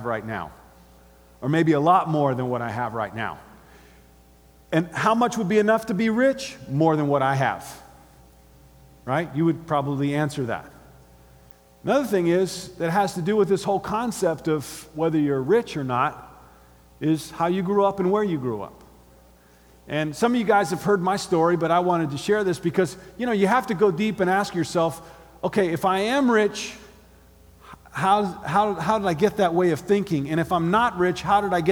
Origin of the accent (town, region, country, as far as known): Gainesville, Florida, United States; born or raised there